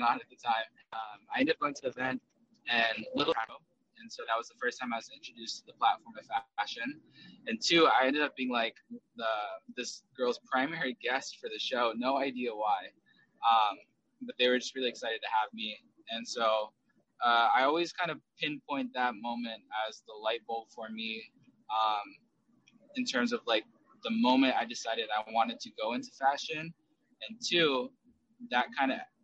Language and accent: English; United States; also born or lived in South Korea / Southern California; I did grow up in South Korea with my biological mom and was adopted at the age of 5. And we were separated for a long time. So when I grew up in America, I grew up here in America starting at the age of 5